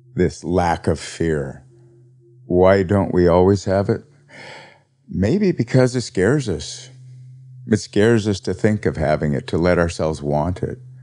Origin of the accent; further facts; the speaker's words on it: Montana, United States; moved away; I was from Montana